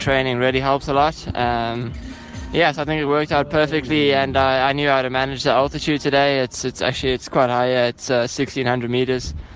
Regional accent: Cape Town, Western Cape, South Africa; I'm from Cape Town

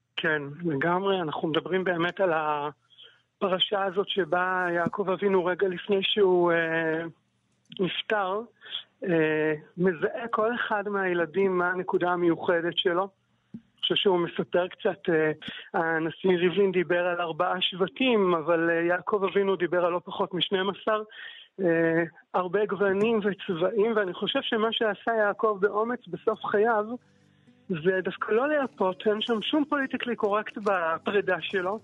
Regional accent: Kfar Saba, Central District, Israel; also born or lived in Psagot; גדלתי בכפר סבא ואני גר בה, ובאמצע גרתי שנים ארוכות אה, בפסגות שבבנימין

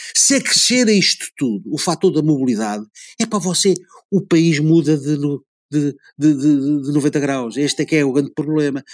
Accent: Portugal; eu sou português

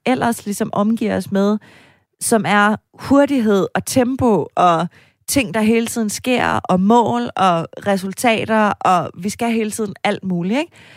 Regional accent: Denmark; Jeg var også fra Jylland

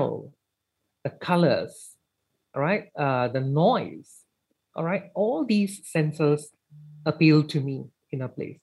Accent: Malaysia; being in Malaysia and being Malaysian, we cannot escape from first and second language transitions

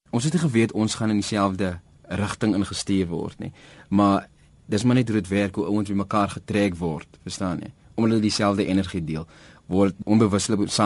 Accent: Heidelberg, South Africa; Ons is van Heidelberg af saam groot geword.

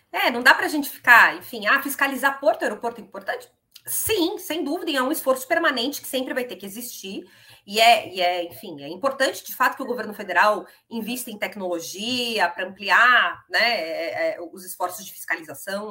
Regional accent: São Paulo, Brazil; como paulista que sou

